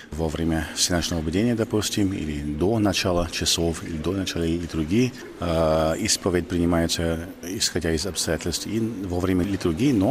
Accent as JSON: {"language": "Russian", "region": "California", "country": "United States", "second_language": "Russian", "said": "Я из Калифорнии."}